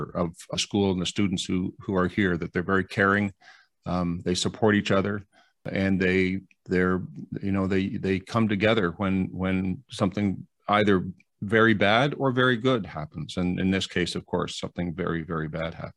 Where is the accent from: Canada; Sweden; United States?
Canada; I'm ashamed as a Canadian